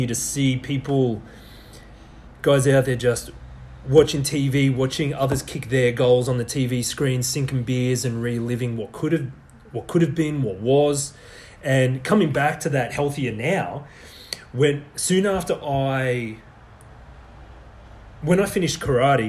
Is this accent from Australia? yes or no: yes; Australia; I was born in Australia